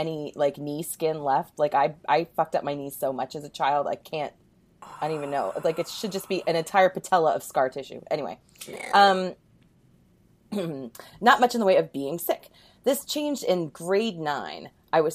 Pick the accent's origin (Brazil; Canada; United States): Canada; I'm Canadian